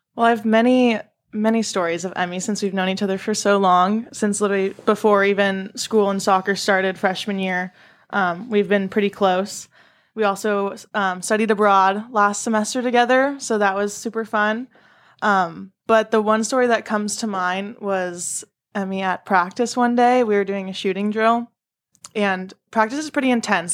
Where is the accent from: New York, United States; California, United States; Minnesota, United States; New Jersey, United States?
California, United States; San Diego; I'm from San Diego